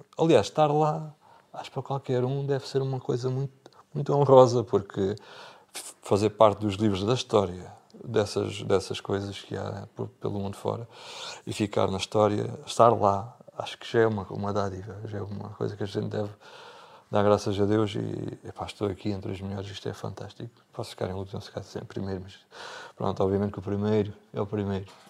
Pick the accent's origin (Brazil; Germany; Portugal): Portugal; Bordeira, Algarve; pelo sítio de onde venho